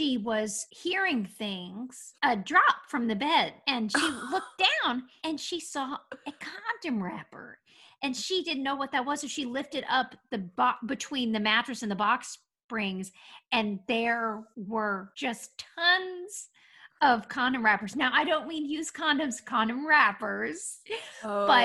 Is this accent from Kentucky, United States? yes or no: yes; Lexington, Kentucky, United States; moved away; also born or lived in Euclid, Ohio / New York City / Ventura County, California / New Jersey; Well, I was born in Euclid, Ohio. I didn't live there very long. My parents met in Lexington, Kentucky, and my dad got a job in the Cleveland area. So they moved there. And then about a year and a half later, my father decided to start his own company, move back to Lexington, Kentucky. And so I only really have memories of Kentucky in my childhood